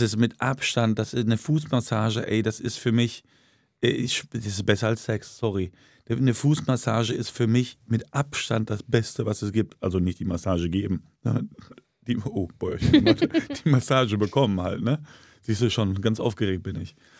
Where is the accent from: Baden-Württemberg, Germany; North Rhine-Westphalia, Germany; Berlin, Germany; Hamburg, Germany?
North Rhine-Westphalia, Germany; Duisburg; Eddie Knapp Gymnasium, Duisburg-Maxloh zur Schule gegangen